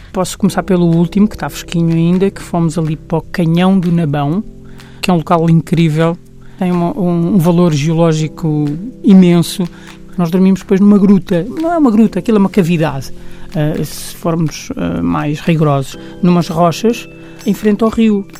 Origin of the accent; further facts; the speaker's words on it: Portugal; como portugueses que somos